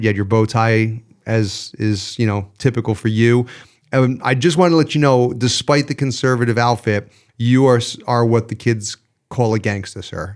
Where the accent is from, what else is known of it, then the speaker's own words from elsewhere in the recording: New York, United States; As a New Yorker